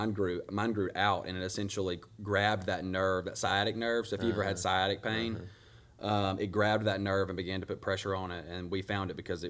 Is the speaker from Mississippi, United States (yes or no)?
yes; Grenada, Mississippi, United States; I think I was born in Grenada. I assume I was.